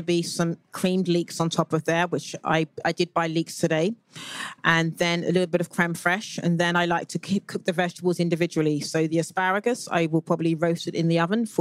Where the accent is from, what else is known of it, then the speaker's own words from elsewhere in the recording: United Kingdom; moved away; as a Brit living, watching from the outside